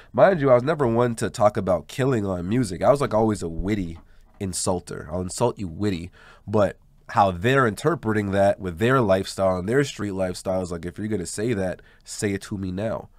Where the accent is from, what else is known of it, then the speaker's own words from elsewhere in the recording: Montreal, Quebec, Canada; also born or lived in Verdun; Growing up in LaSalle